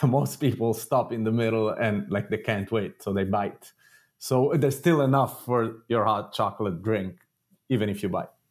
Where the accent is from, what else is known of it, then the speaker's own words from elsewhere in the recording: Italy; moved away; I grew up in Italy